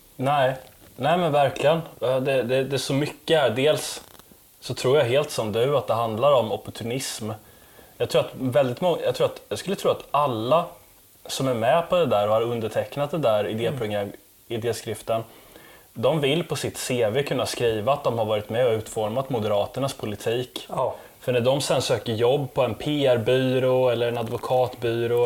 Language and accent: Swedish; Sweden; som svensk